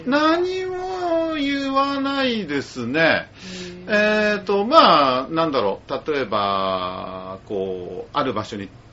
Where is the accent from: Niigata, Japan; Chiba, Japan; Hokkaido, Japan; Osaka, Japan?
Chiba, Japan; Urayasu; 浦安で生まれ育って